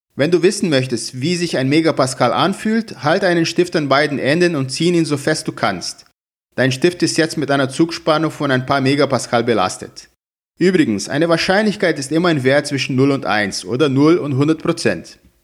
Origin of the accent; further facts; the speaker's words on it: Brazil; moved away as an adult; now in Hamburg, Germany; Ich komme aus Brasilien, wo ich auch schon Dozent war